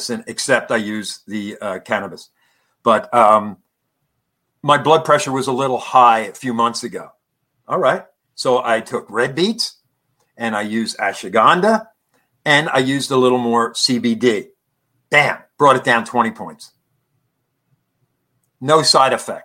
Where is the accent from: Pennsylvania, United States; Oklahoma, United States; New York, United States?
Pennsylvania, United States; Conshohocken; my hometown, Conshohocken